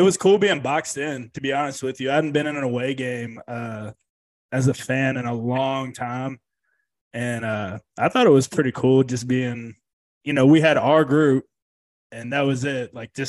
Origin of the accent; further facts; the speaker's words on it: Taylor County, Kentucky, United States; I was born in Taylor County.